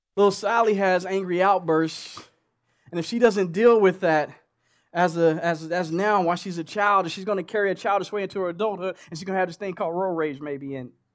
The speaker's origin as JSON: {"language": "English", "region": "Oklahoma", "country": "United States", "moved": "yes", "said": "I'm from Oklahoma"}